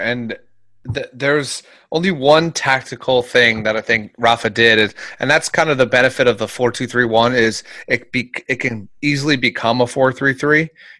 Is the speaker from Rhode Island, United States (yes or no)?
no; Philadelphia, Pennsylvania, United States; moved away; I'm originally from Philadelphia